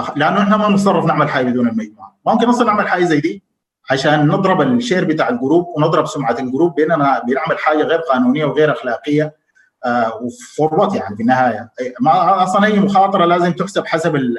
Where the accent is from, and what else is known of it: Sudan